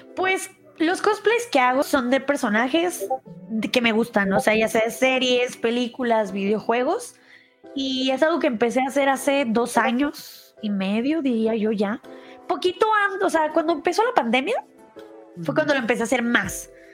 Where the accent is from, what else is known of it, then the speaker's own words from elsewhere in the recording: Guadalajara, Jalisco, Mexico; now in Mexico City, Mexico; yo soy de Guadalajara, es otra parte aquí en México